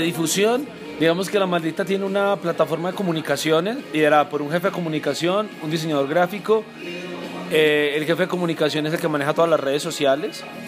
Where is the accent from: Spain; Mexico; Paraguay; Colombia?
Colombia; nuestra esencia como colombianos